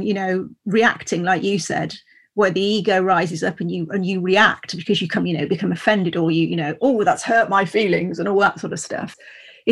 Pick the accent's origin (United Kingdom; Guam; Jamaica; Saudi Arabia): United Kingdom; Worcestershire, West Midlands; also born or lived in Grassington, Yorkshire; I'm from Worcestershire. I lived in Yorkshire for almost 2 years in Grassington